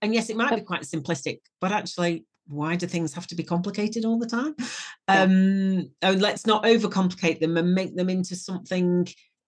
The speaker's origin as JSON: {"language": "English", "town": "Wigan", "region": "North West England", "country": "United Kingdom", "said": "I'm from Wigan. And if, you know, that's not going to mean anything to the audience outside the UK, but that's quite a, you know, tough mining, mining town up in the north of England. And, you know, we're all pretty tough"}